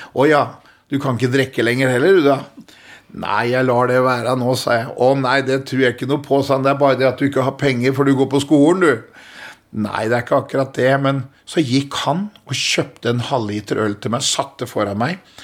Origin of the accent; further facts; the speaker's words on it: Askim, Østfold, Norway; Jeg eh, er eh, født og oppvokst i Askim, eh, en by i Indre Østfold.